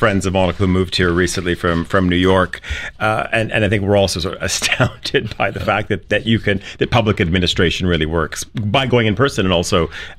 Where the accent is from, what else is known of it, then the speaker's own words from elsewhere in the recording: Canada; moved away; I remember growing up in Canada